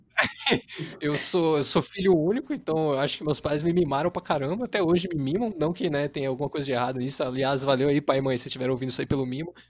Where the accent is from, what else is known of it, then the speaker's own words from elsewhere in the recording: São José dos Campos, São Paulo, Brazil; eu sou de São José dos Campos aí, igual o Biruel